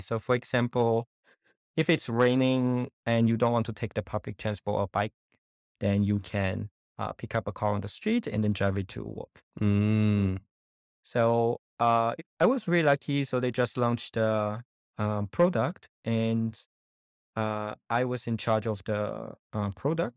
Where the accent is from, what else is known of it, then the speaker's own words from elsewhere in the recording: China; moved away as an adult; also born or lived in Germany; now in Munich, Germany; I was born in China and grew up in China, um, and I came to Germany in 2012 uh, to study.